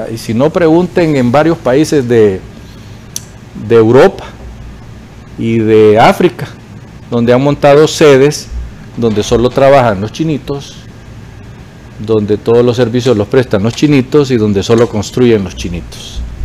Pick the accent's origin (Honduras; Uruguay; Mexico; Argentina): Honduras; los hondureños